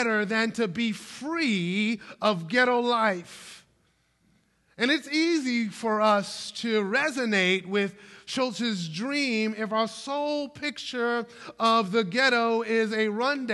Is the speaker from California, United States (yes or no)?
no; Brooklyn, New York, United States; my hometown of Brooklyn, New York